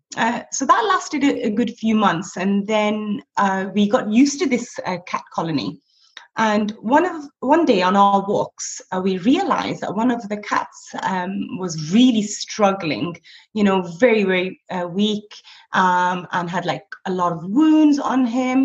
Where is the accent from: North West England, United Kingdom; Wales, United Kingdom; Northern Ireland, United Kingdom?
North West England, United Kingdom; Blackburn; moved away as an adult; now in Abu Dhabi, United Arab Emirates; I'm originally from Blackburn in the northwest